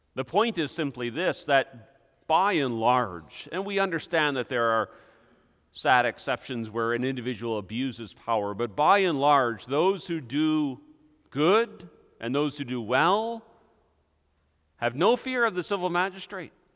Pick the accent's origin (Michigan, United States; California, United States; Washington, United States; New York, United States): Michigan, United States; Hudsonville; our small little town of Hudsonville, Michigan